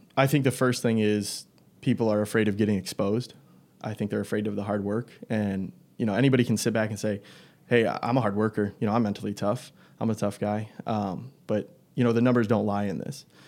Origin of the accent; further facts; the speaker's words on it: Algonac, Michigan, United States; I grew up in Algonac, same place that Tristan and Steven come from